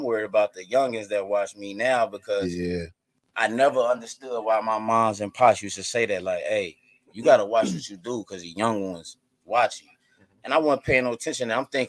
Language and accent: English; Cincinnati, Ohio, United States; I'm from Avondale. Hey, whoa, ho. Yeah, I'm saying, born and raised. I went to Rockdale K-6.